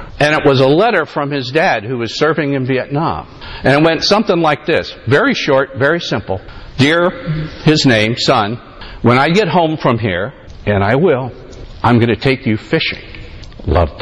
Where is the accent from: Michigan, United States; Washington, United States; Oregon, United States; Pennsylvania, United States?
Pennsylvania, United States; Allentown; moved away; I'm a native of Pennsylvania. I was born in Sacred Heart Hospital in Allentown, Pennsylvania